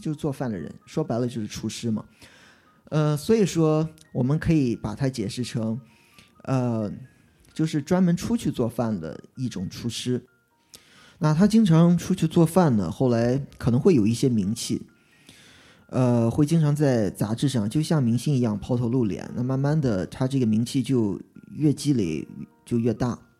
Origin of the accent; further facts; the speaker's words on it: Qingdao, Shandong, China; 我是青岛人，我中国青岛出生，因为青岛冲击量在中国算个三线城市